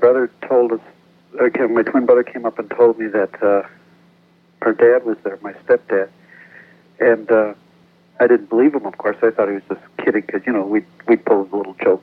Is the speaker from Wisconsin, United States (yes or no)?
yes; Wisconsin, United States; moved away; also born or lived in Janesville, Wisconsin; I'm originally from Wisconsin